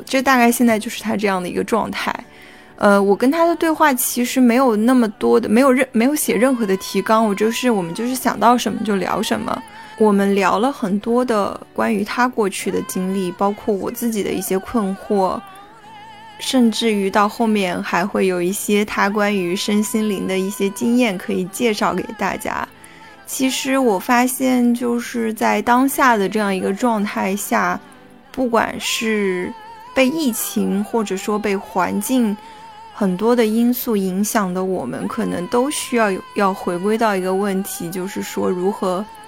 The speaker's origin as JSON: {"language": "Chinese", "region": "Yangtze River Delta", "country": "China", "tie": "born or raised there", "moved": "as an adult", "lives_now": "Shanghai, China", "said": "长三角这个地方的小城市"}